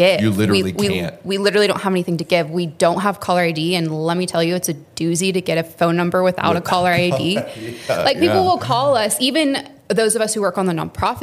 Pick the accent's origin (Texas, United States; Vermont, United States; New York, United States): Texas, United States; Austin; now in Houston, United States; I'm not from Houston. I'm from Austin